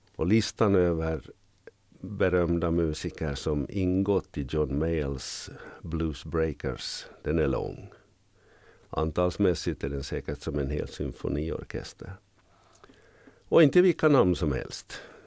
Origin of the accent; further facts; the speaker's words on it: Jakobstad, Ostrobothnia, Finland; moved away as an adult; also born or lived in Vaasa, Finland / Norrbotten, Sweden / Västerbotten, Sweden / Ångermanland, Sweden; now in Kökar, Finland; Jag är född i Jakobstad, utbildad vid pedagogiska fakulteten i Vasa